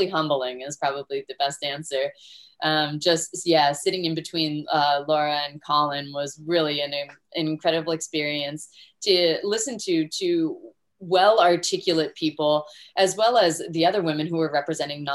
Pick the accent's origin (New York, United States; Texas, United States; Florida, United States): Florida, United States; where I grew up here in Florida